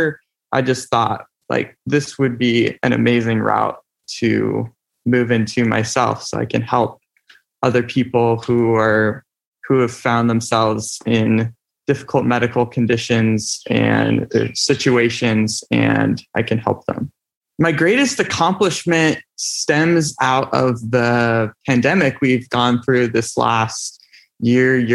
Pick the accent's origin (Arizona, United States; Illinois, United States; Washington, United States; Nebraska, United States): Washington, United States; Mukilteo; I am from Mukilteo, Washington, and I'm going to school at Western Washington University